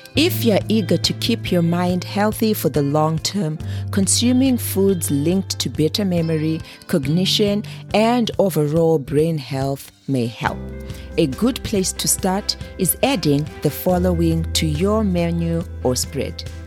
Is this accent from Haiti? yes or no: no; Zimbabwe; moved away; Being born and raised in Zimbabwe, a small landlocked country in the southern part of Africa